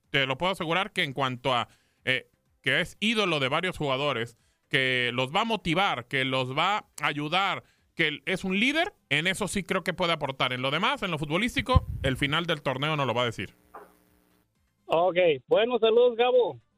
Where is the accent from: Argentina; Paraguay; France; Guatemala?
Guatemala; now in California, United States; De Guatemala.